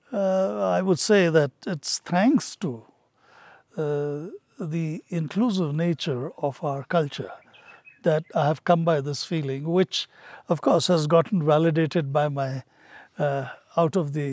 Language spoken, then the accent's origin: English; Hyderabad, Telangana, India; also born or lived in Patiala; I was born just after partition and I was born in Patiala. All my relatives are up north, but I was raised in Hyderabad.